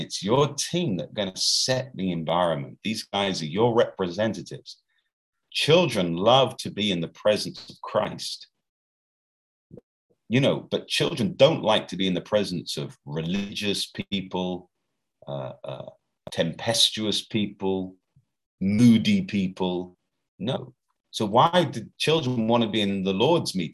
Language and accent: English; United Kingdom; now in Brazil; here in Brazil, I'm British